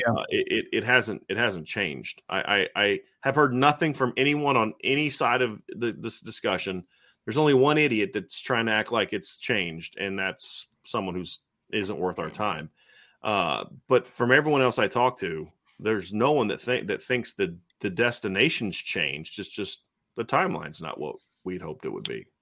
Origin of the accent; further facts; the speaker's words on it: Ohio, United States; I'm from Ohio